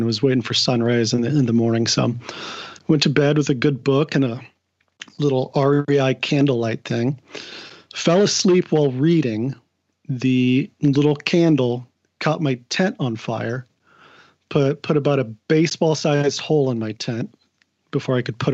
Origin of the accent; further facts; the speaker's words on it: Portland, Oregon, United States; moved away as an adult; also born or lived in Kansas City; now in Seattle, United States; I was born in Kansas City. I came out, lived in Portland at 5 years old, and then moved up here to Seattle about 10 years ago